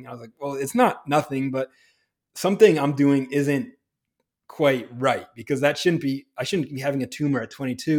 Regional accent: New Hampshire, United States; I grew up in New Hampshire, where it is cold and snowy in the winter

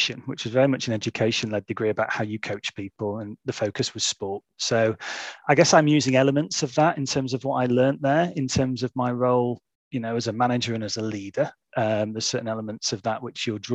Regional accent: Stockport, North West England, United Kingdom; also born or lived in Oldham; I grew up in Stockport, just outside of Manchester

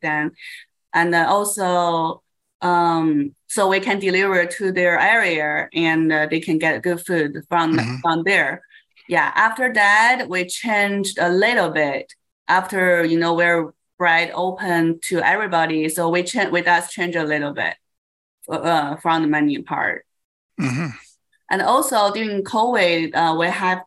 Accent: Beijing, China; now in United States; I'm from Beijing. I was born in Beijing, China.

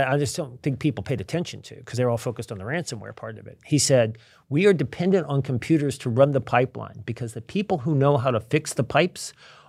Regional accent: Virginia, United States; also born or lived in Milwaukee; I remember I grew up in Virginia. I didn't really know any Jewish people. And I moved to Milwaukee.

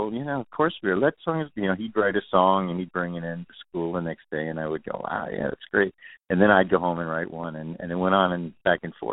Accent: New York City, New York, United States; moved away as an adult; also born or lived in Boston / California; I was raised in Queens, New York

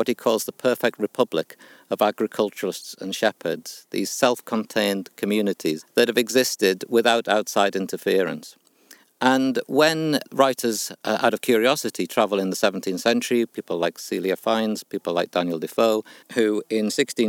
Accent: North East England, United Kingdom; now in Lake District, United Kingdom; I've lived in the lakes since the early 1980s. I came from Northumberland.

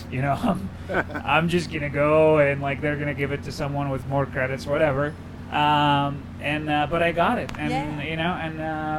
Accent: Cairo, Cairo Governorate, Egypt; moved away; also born or lived in Cleveland; I grew up in Cairo in a average neighborhood, you could say poor neighborhood in Cairo

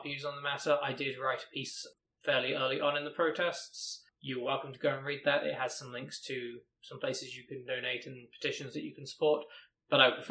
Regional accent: United Kingdom; Being British

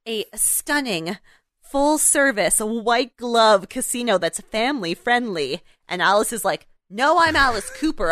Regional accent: Canada; we're Canadian

